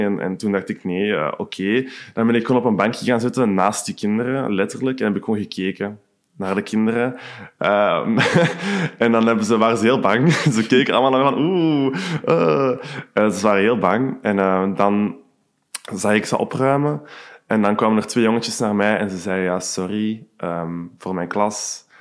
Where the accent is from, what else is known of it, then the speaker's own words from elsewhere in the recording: Hoogstraten, Flanders, Belgium; moved away as an adult; now in Antwerp, Belgium; ik heb een kot hier in Antwerpen in Borgerhout, maar ik ben oorspronkelijk van Hoogstraten.